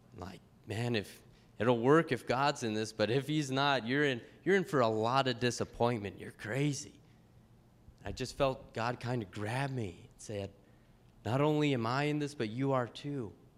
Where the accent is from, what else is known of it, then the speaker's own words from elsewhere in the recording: Pueblo, Colorado, United States; the church I grew up with in Pueblo, Colorado